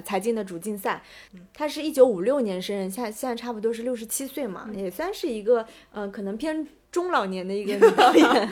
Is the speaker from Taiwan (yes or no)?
no; China; 因为我们中国人去欧洲是需要办签证